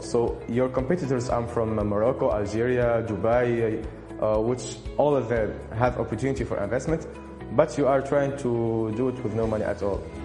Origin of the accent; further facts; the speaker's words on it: Sousse, Sousse Governorate, Tunisia; I'm from Tunisia, from Sousse specifically